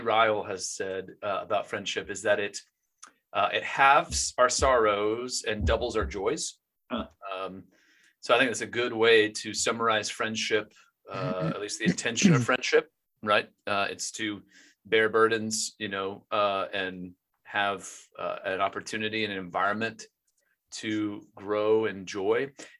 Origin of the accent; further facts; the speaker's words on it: North Texas, United States; also born or lived in Louisville; I'm from this area. I grew up in North Texas, family's close to here. So this is home.